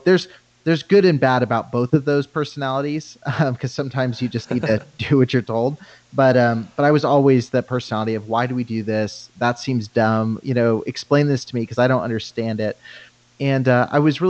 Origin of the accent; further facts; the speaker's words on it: Banning, California, United States; I grew up in Southern California